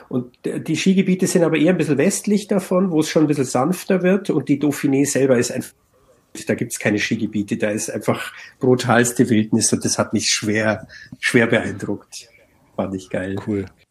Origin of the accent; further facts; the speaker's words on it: Bavaria, Germany; bei uns in Bayern halt den sogenannten Alpenplan